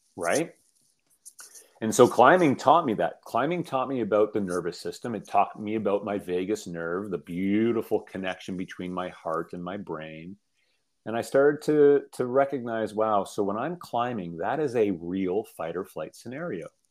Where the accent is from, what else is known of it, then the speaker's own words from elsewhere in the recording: Toronto, Ontario, Canada; I grew up in uh, in Toronto, um, um central Canada